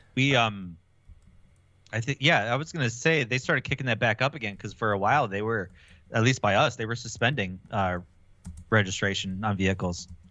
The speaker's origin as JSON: {"language": "English", "town": "Milwaukee", "region": "Wisconsin", "country": "United States", "said": "I'm from Milwaukee"}